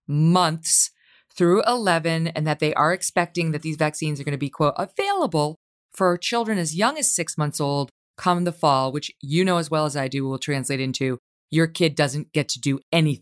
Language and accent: English; New York, United States; I'm pro-vaccine. I am not anti-vaccine. I got the vaccine. I'm a New Yorker like you. New York got hit hard.